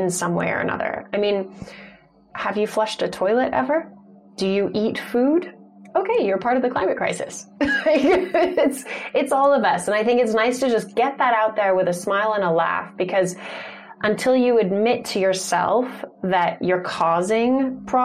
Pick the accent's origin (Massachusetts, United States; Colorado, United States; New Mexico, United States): New Mexico, United States; Santa Fe; born or raised there; also born or lived in Tucson, Arizona